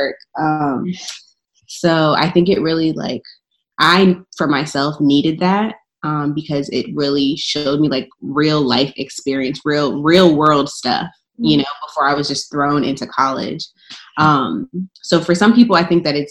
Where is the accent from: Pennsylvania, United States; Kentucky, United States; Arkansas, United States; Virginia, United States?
Virginia, United States; Woodbridge; also born or lived in Richmond, Virginia; we're from Woodbridge, I was like, you know, we're kind of like, especially I went to Woodbridge High School and it was very diverse